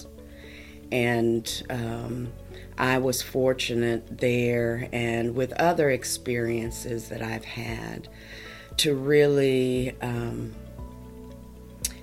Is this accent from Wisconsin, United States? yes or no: no; Logan County, Oklahoma, United States; also born or lived in Connecticut; I'm a native Oklahoman, born and raised in Logan County, just south of Guthrie, on a horse and cattle ranch.